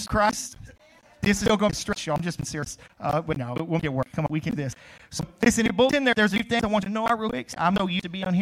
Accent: Crowley, United States; moved away; I grew up in Crowley, which is, West Fields

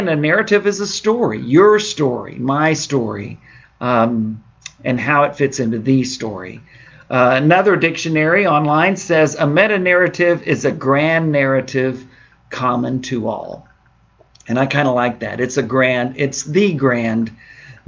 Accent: Southeast Texas, United States; moved away; I'm from Southeast Texas originally with my roots

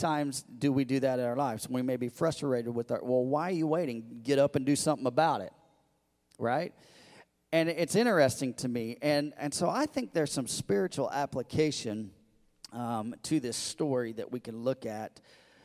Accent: Missouri, United States; moved away; I grew up in Missouri

